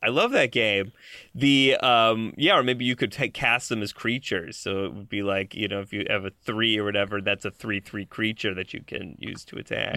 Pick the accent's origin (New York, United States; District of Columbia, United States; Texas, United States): New York, United States; Buffalo; I grew up in Buffalo, New York